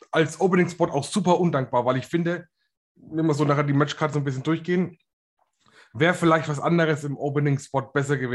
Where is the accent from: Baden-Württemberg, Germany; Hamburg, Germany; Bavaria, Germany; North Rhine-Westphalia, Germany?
Bavaria, Germany; ich komme aus Bayern, Bro.